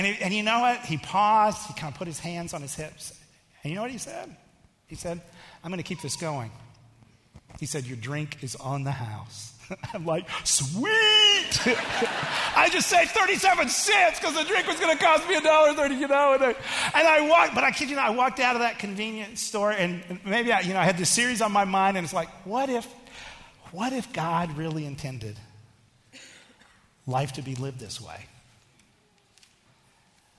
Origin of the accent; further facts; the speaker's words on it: Texas, United States; I am from Texas